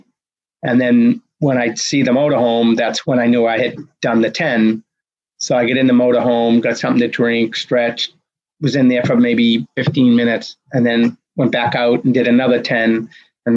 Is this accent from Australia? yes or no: no; Medford, Massachusetts, United States; my hometown of Medford, Mass.